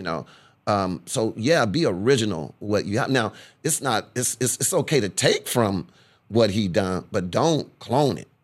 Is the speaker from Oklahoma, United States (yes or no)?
no; Corpus Christi, Texas, United States; now in Houston, United States; I'm from Corpus Christi, Texas